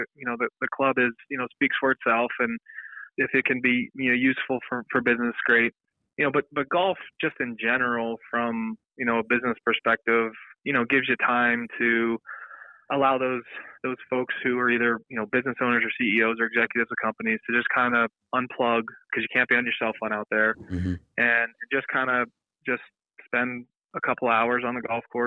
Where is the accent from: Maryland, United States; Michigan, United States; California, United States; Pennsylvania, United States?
Pennsylvania, United States; Pittsburgh; I'm from Pittsburgh